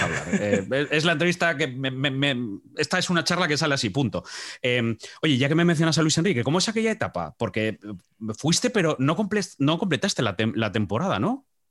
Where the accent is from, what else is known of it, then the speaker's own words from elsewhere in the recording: Asturias, Spain; cuando estamos dentro eh, somos de gijoneses, de, Pola, de las cuencas, de Oviedo, de... pero fuera somos asturianos